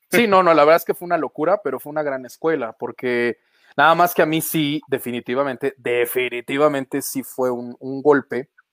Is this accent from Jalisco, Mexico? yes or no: no; Jarocho, Veracruz, Mexico; now in Mexico City, Mexico; yo como buen jarocho, pues café desde que nací